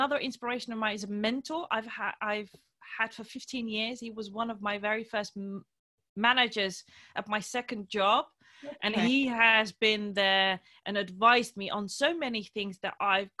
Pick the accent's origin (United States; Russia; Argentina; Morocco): Morocco; born there; they sacrificed leaving their birth country, which is also my birth country because I was born in Morocco